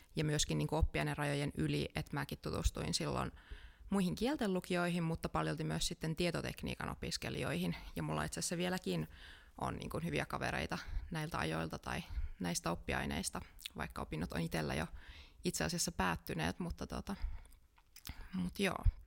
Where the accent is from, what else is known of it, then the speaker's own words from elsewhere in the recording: Kajaani, Kainuu, Finland; now in Jyväskylä, Finland; mä oon itse alun perin Kajaanista.